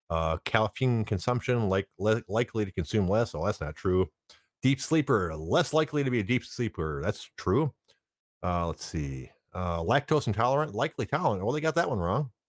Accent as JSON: {"language": "English", "country": "Germany", "also_born_or_lived": "United Kingdom", "said": "And as as much as I'd like to be from the Caribbean, I'm I'm from Germany and and Britain."}